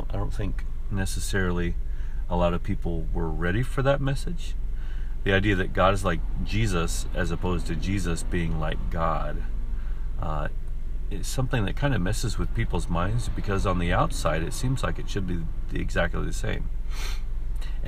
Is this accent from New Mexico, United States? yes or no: yes; Gallup, New Mexico, United States; I grew up in Gallup, New Mexico